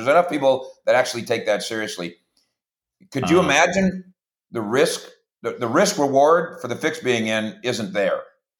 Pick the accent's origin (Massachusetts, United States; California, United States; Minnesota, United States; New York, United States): Minnesota, United States; as a kid growing up in Minnesota